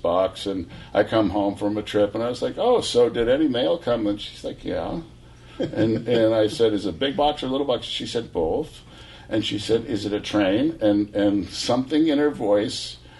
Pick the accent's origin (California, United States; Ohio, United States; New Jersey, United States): California, United States; Tiburon; moved away as an adult; also born or lived in Aspen, Colorado; Tiburon, California, because it's where you grew up